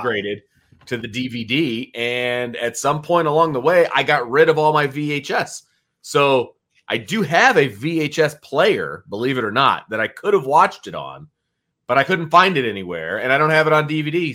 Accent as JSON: {"language": "English", "town": "Elkhart", "region": "Indiana", "country": "United States", "tie": "born or raised there", "also_born_or_lived": "Bristol, Indiana", "said": "I grew up in Elkhart"}